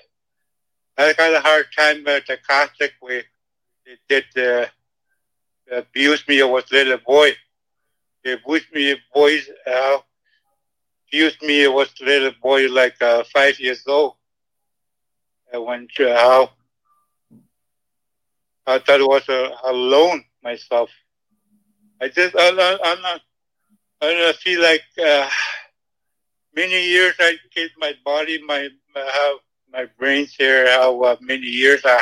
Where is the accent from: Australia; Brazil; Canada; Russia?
Canada; English is a second language; I came from Ottawa, Scotia, James Bay